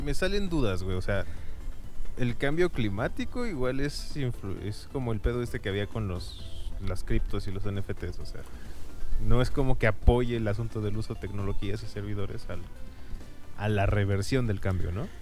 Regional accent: Mexico; somos mexicanos

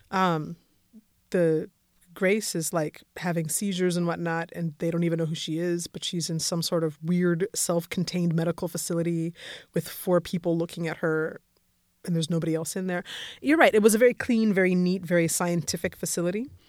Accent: Colorado, United States; I grew up in Colorado

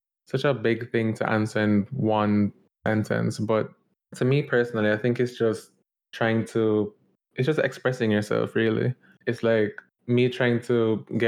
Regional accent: Jamaica; moved away as an adult; also born or lived in Georgia, United States; now in New York, United States; born and raised in Jamaica and went to high school and everything

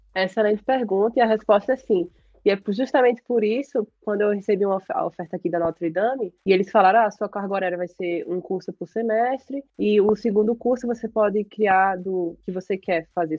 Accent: Brazil; moved away as an adult; now in United States; eu saí do Brasil com aquela mentalidade de concurso

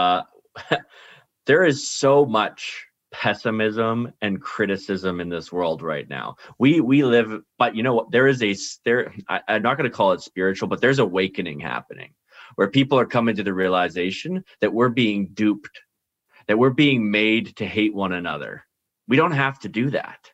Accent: Canada; we're all Canadian.

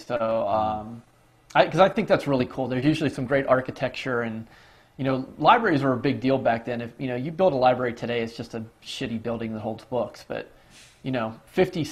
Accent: Pittsburgh, Pennsylvania, United States; when I was growing up in Pittsburgh, it was the Mario Lemieux era

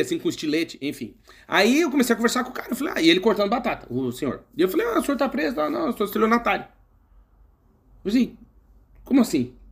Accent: Brazil; moved away as an adult; Porque nós somos brasileiros, eu morei 31 anos no Brasil, continuo sendo brasileiro

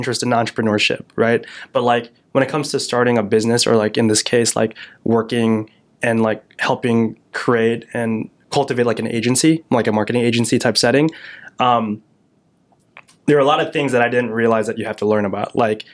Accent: Yorkville, Illinois, United States; my hometown of Yorkville, Illinois

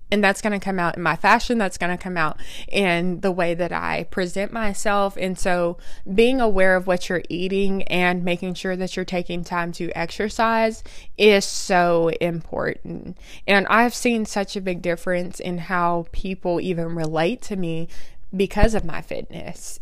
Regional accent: Oklahoma, United States; I was born and raised in Oklahoma

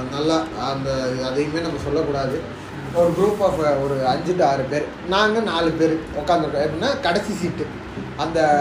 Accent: Tiruchirappalli, Tamil Nadu, India; also born or lived in Chennai; now in Bengaluru, India; திருச்சி அப்படின்னா திருச்சி எங்க சொந்த ஊரு

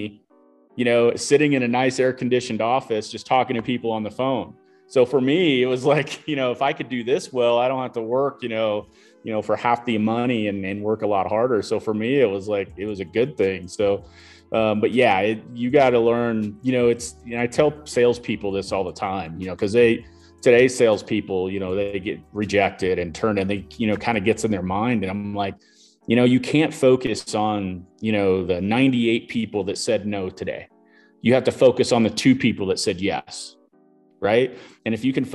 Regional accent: Illinois, United States; moved away as an adult; also born or lived in Colorado Springs, Colorado; now in Denver, United States; growing up there in a kind of a rural farm town

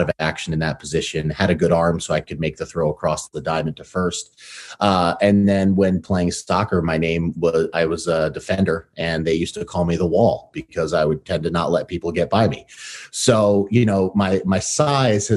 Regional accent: New York City, New York, United States; also born or lived in Connecticut / Massachusetts; now in Seattle, United States; I grew up in the U.S. So I was born in Brooklyn, New York. My family then relocated to Connecticut

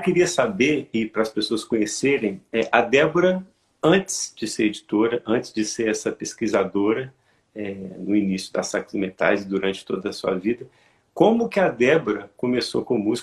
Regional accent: Santos Dumont, Minas Gerais, Brazil; eu moro em Minas Gerais, eu sou do interior de Minas, é, aqui, em Santos Dumont

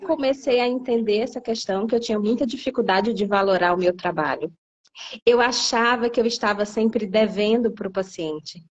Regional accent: Piauí, Brazil; moved away as an adult; also born or lived in São Paulo; now in Brasília, Brazil; eu sou do Piauí. Originalmente, eu me formei no Piauí

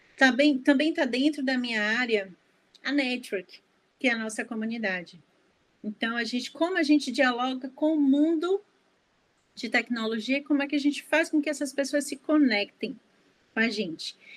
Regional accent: Salvador, Bahia, Brazil; eu sou de Salvador

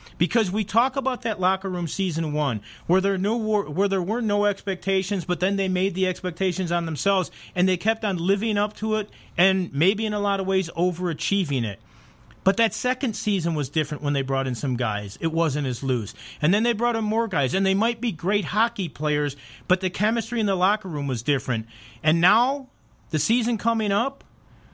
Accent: Chicago, Illinois, United States; now in Las Vegas, United States; I'm from Chicago.

